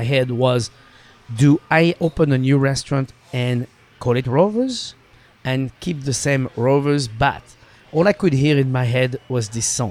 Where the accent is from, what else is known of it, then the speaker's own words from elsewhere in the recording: Saint-Hilaire-de-Loulay, Pays de la Loire, France; English is a second language; moved away as an adult; also born or lived in Los Angeles, United States; now in Seattle, United States; Saint-Hilaire de Lule is the name of my hometown